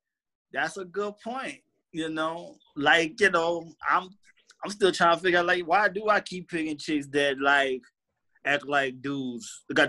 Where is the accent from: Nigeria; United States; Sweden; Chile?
United States; New Orleans, Louisiana; I'm from New Orleans.